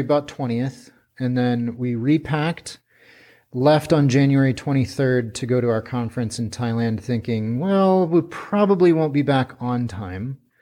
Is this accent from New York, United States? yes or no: no; Pierre, South Dakota, United States; moved away as an adult; also born or lived in Twin Cities, Minnesota; now in China; I grew up in Pierre